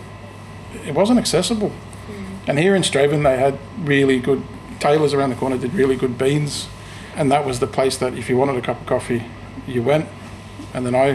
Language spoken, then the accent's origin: English; Australia; moved away as an adult; also born or lived in Sydney; now in Scotland, United Kingdom; I was born in Australia to Greek parents. When I was working in Sydney